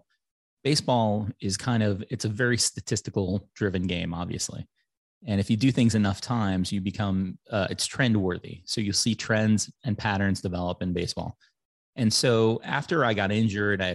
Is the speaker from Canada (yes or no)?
no; Chicago, Illinois, United States; moved away as an adult; also born or lived in San Francisco Bay Area / Portland, Oregon; So I'm from Chicago originally, from a family of five. My mom was a teacher. We grew up in a very great middle-class neighborhood